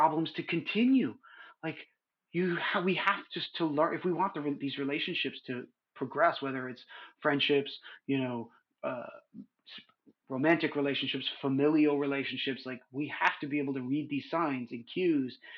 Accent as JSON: {"language": "English", "region": "New York", "country": "United States", "tie": "born or raised there", "also_born_or_lived": "California", "moved": "as an adult", "lives_now": "Southern California, United States", "said": "I grew up in New York"}